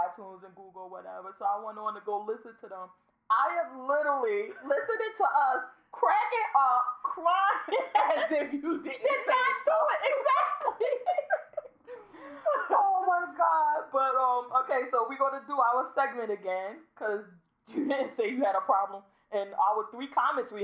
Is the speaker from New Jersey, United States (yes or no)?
yes; Newark, New Jersey, United States; I'm from Newark